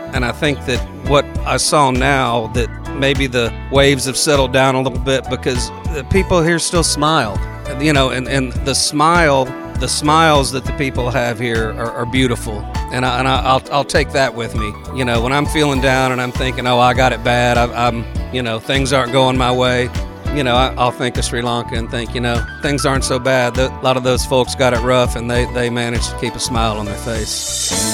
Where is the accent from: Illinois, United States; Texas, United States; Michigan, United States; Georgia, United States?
Texas, United States; I'm from Texas, so I'll call it chamomile.